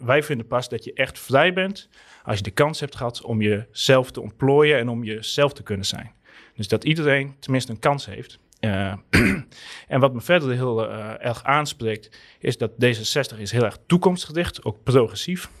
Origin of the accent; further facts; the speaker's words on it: Southeast Friesland, Netherlands; now in Groningen, Netherlands; ik kom uit Zuidoost-Friesland